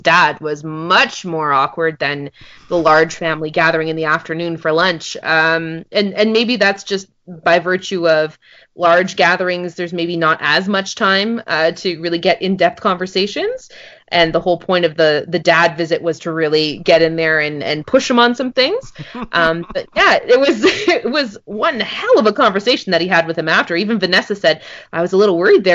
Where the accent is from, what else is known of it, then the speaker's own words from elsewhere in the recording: Montreal, Quebec, Canada; I'm from Montreal